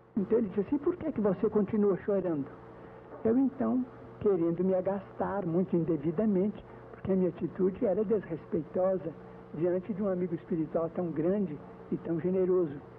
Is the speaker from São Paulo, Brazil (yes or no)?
no; Pedro Leopoldo, Minas Gerais, Brazil; moved away as an adult; now in Uberaba, Brazil; Fosse em Pedro Leopoldo, onde eu nasci, como aqui em Uberaba, onde eu já estou praticamente há 10 anos